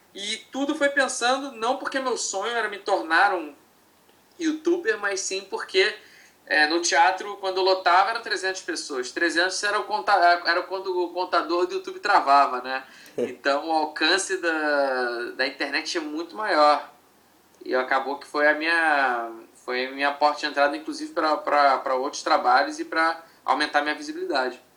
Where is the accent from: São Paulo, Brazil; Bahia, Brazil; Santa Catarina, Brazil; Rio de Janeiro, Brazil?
Rio de Janeiro, Brazil; eu sou, sou, do Rio de Janeiro